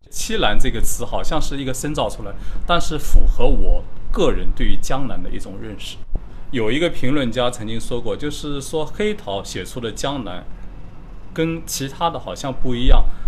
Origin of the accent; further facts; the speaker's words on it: Yixing, Jiangsu, China; 我出生的那个地方就是江苏宜兴丁蜀镇，就是大家所熟知的中国南方的陶都。我，我是出生在家里的